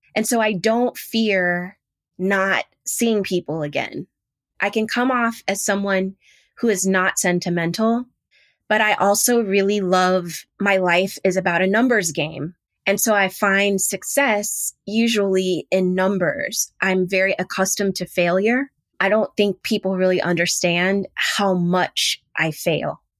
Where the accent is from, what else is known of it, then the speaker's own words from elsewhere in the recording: Houston, Texas, United States; I'm that chick from Third Ward, Houston, Texas.